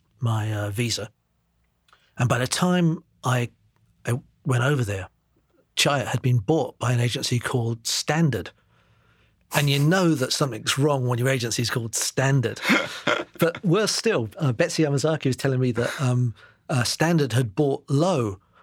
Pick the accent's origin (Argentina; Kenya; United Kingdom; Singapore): Singapore; born there; I was born in Singapore. Yeah. I've got relatives out there.